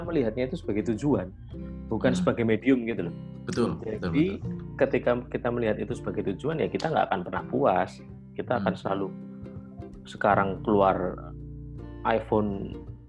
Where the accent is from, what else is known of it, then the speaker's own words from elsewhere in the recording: Java, Indonesia; aku punya privilege sebagai orang Jawa